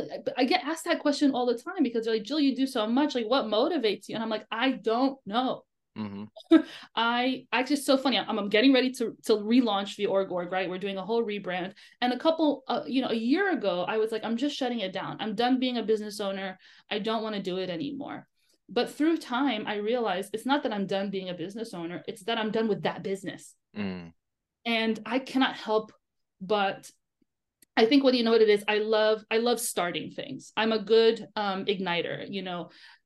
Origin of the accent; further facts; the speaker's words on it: United States; born there; And I just think it's circumstance that I was born in America, right?